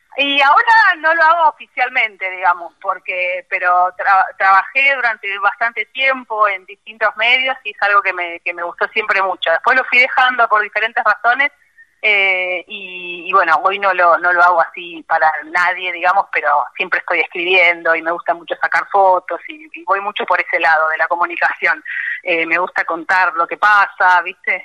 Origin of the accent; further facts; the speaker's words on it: La Plata, Buenos Aires Province, Argentina; moved away as an adult; now in General Villegas, Argentina; recibida en La Plata, de donde soy eh, original.